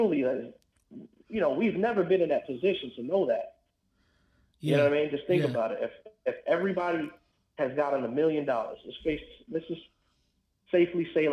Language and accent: English; New York City, New York, United States; now in Florida, United States; I grew up in the South Bronx